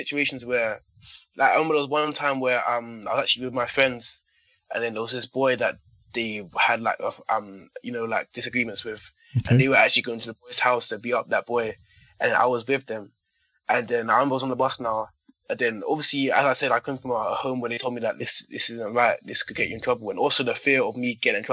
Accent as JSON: {"language": "English", "region": "London", "country": "United Kingdom", "tie": "born or raised there", "said": "So growing up in London"}